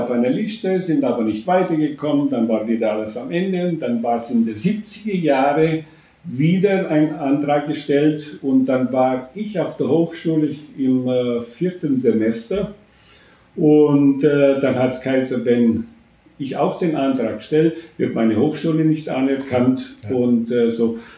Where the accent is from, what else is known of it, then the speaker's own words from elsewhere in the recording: Romania; now in Germany; das Dorf, wo ich ja. aufgewachsen bin, mein Elternhaus, wo ich bis heutzutage noch, äh, wenn ich äh, auf Besuch bin, das muss ich sehen.